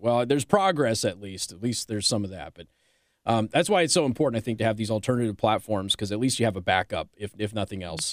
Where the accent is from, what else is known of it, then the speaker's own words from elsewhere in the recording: Las Vegas, Nevada, United States; now in St. Joseph County, Indiana, United States; my hometown, Clark County, which is where Las Vegas is.